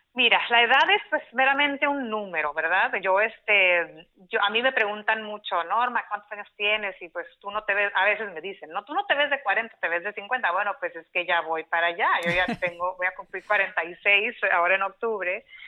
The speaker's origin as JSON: {"language": "Spanish", "town": "Mexicali", "region": "Baja California", "country": "Mexico", "tie": "born or raised there", "moved": "as an adult", "lives_now": "San Diego, United States", "said": "Yo soy de Mexicali, Baja California, México. Eh, ahí nací, crecí, hice la mayor parte de mi vida"}